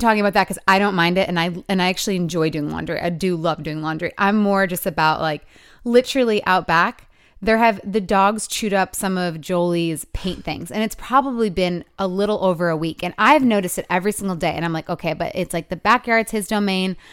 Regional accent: Michigan, United States; 'cause it's my hometown

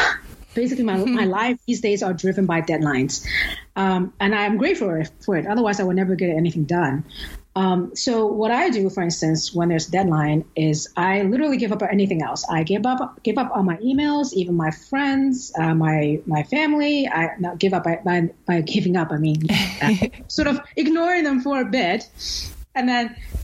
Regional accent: China; moved away as an adult; now in Vancouver, Canada; I grew up poor in China in the 80s

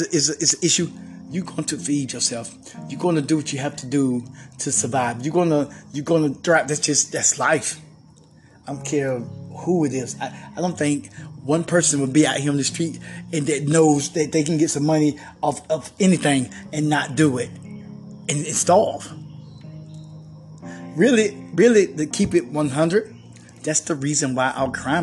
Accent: United States; I grew up in Hall County, you know, in the 80s

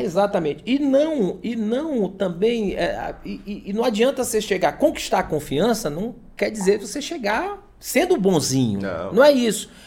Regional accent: São Luís, Maranhão, Brazil; moved away as an adult; now in Imperatriz, Brazil; quando eu cheguei aqui há 15 anos, eu sou de São Luís

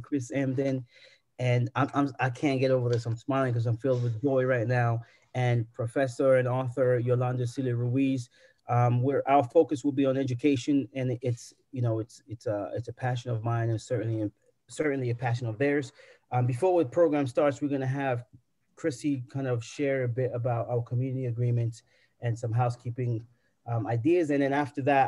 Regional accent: South Africa; And I grew up in South Africa

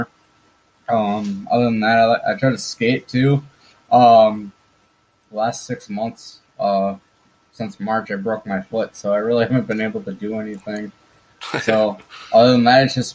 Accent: Minnesota, United States; I'm from the States, from Minnesota, USA.

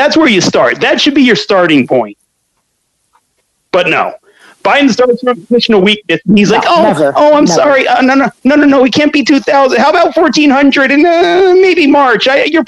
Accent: Scranton, Pennsylvania, United States; When I was growing up in Scranton, we would fight.

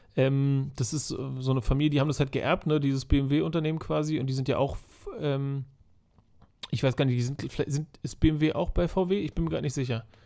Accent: Germany; bei uns in Deutschland

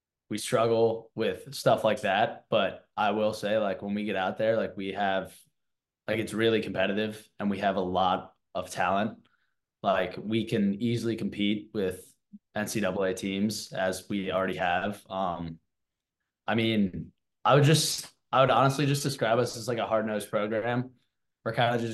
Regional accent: Washington, District of Columbia, United States; moved away; I'm from Washington, D.C. So I grew up just kind of surrounded by lacrosse

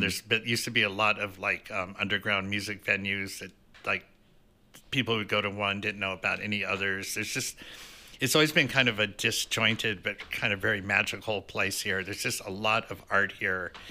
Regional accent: Denver, Colorado, United States; I am actually from Denver

